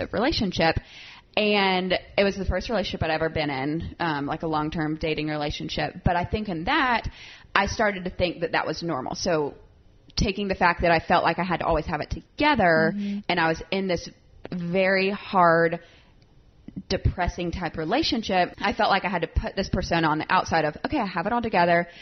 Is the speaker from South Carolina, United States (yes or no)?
yes; South Carolina, United States; moved away as an adult; now in Nashville, United States; I grew up in South Carolina, moved to Nashville